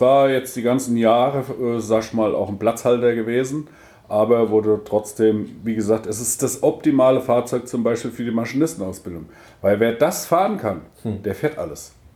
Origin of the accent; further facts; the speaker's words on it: Rüsselsheim, Hesse, Germany; moved away as an adult; now in Dithmarschen, Germany; ursprünglich komme ich aus äh, Rüsselsheim, Königstetten, war da lange